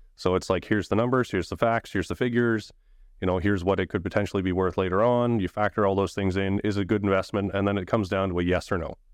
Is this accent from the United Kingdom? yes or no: no; Saint John, New Brunswick, Canada; So born and raised in Saint John, New Brunswick. I've always been there